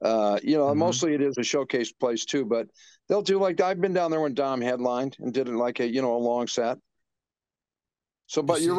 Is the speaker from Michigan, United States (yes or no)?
yes; Detroit, Michigan, United States; moved away as an adult; now in Los Angeles, United States; I'm from Michigan.